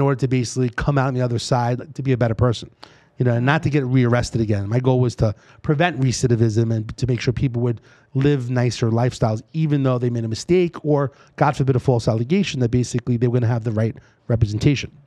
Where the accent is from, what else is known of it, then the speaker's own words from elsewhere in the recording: New York City, New York, United States; accent: East Coast; moved away as an adult; now in Las Vegas, United States; born and raised in New York City